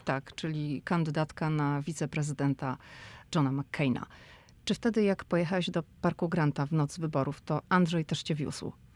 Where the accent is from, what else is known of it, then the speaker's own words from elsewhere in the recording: Szczecin, West Pomeranian Voivodeship, Poland; my jesteśmy oboje ze Szczecina